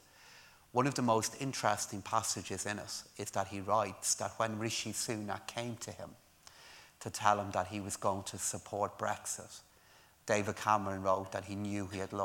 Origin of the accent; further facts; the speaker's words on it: Ireland; moved away as an adult; also born or lived in London / Newcastle; I left Ireland in 1996 to go and work in the UK.